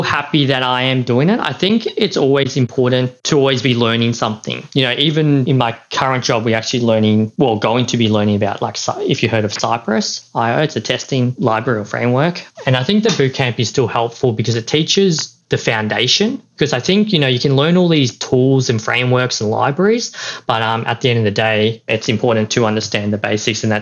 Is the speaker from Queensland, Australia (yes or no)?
no; Melbourne, Victoria, Australia; I'm from Melbourne